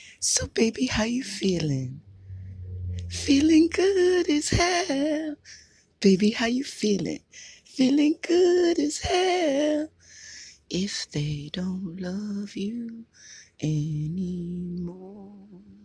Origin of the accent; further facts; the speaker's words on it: United States; now in Hawaii, United States; I'm only American. I lived and breathed out here, so I wasn't born and raised in Haiti